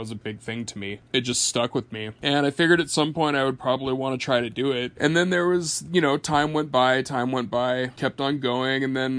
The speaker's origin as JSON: {"language": "English", "town": "Portland", "region": "Oregon", "country": "United States", "tie": "born there", "said": "Funny story to that. I was born homeless in Portland, Oregon. And I was homeless for a little while with my mom."}